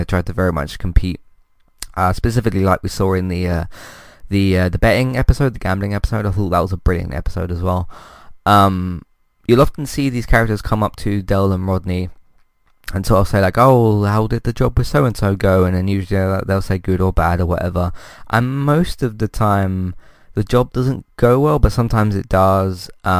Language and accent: English; United Kingdom; I mean, as a British person myself, obviously I connect to it even more as well